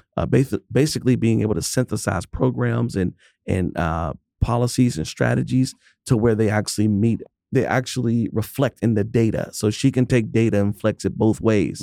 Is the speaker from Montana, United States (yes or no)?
no; Pittsburgh, Pennsylvania, United States; I'm from Pittsburgh